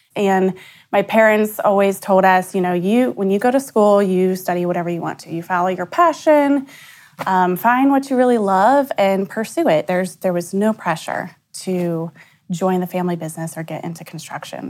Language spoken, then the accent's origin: English; Bellefontaine, Ohio, United States; also born or lived in Columbus, Ohio; We're from Belle Fountain, which is about an hour northwest of here